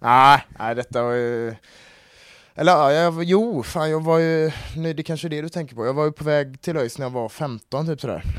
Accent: Gothenburg, Västra Götaland, Sweden; jag är ju från eh, Kolltorp så det har alltid varit i familjen med

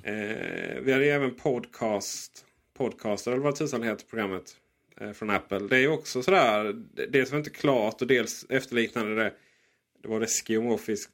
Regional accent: Blekinge, Sweden; jag är ett mellanbarn från Blekinge

